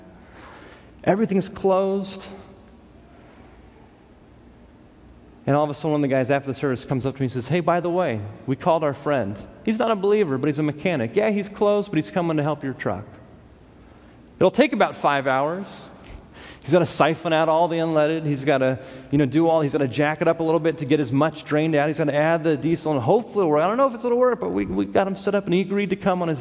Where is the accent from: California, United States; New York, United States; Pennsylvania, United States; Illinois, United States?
California, United States; Los Angeles; I grew up in Los Angeles. Growing up in Los Angeles, you meet a lot of different type of people.